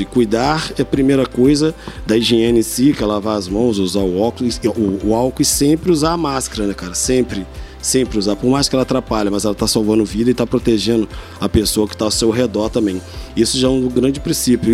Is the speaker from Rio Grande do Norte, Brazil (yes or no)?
no; Três Rios, Rio de Janeiro, Brazil; sou nascido e criado em Três Rios